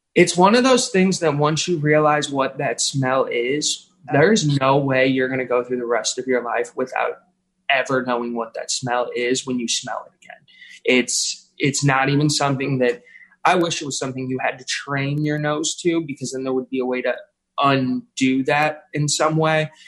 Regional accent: St. Louis, Missouri, United States; I was born and raised in South St. Louis.

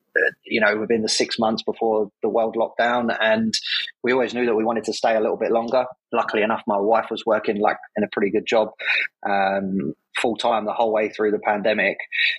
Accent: London, United Kingdom; moved away as an adult; now in Wellington, New Zealand; As you can hear, I'm not from New Zealand. I'm from England. I moved to New Zealand 4 or 5 years ago. And it's now home, and I'm very blessed to call it home.

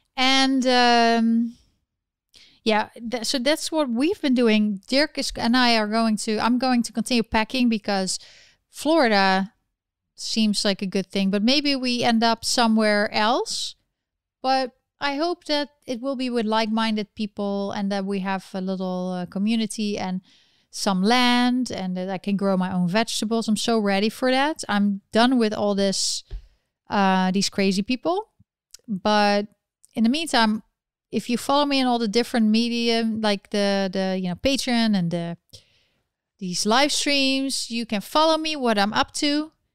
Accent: Netherlands; now in New York City, United States; I'm from the Netherlands and I live in New York City

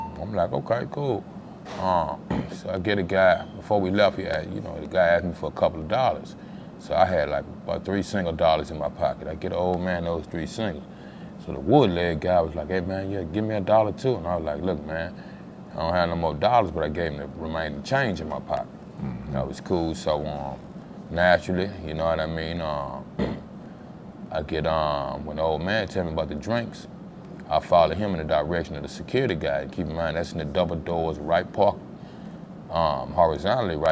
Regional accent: Louisiana, United States; moved away as an adult; now in Dallas, United States; I'm from Louisiana.

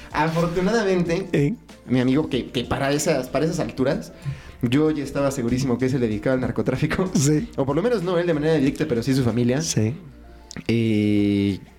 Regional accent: Culiacán, Sinaloa, Mexico; soy de Culiacán

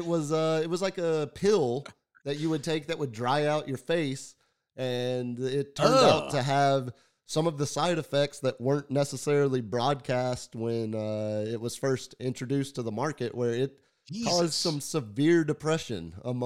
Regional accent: Dallas, Texas, United States; There were a couple kids at, you know, Highland Park High School whenever I was growing up in Dallas

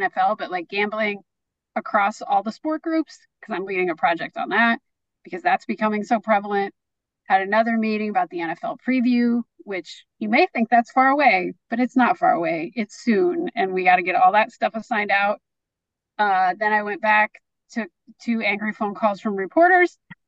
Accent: Waterloo, Iowa, United States; moved away; also born or lived in Detroit; we still lived in the first house we lived in when I was a little kid in Waterloo, Iowa.

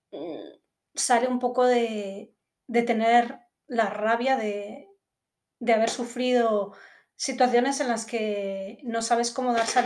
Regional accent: Madrid, Community of Madrid, Spain; born there; also born or lived in Guatemala / United Kingdom; yo soy de aquí de Madrid, de aquí, bueno, o de cualquier parte, ¿no? pero nací en Madrid y desde bastante pequeña también viví en diferentes lugares, he vivido en Guatemala, he vivido en Reino Unido porque soy medio inglesa

